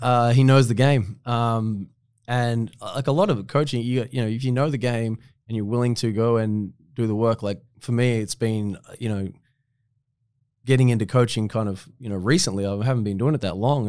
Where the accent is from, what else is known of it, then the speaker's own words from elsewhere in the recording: Latrobe City, Victoria, Australia; I was still playing back in my hometown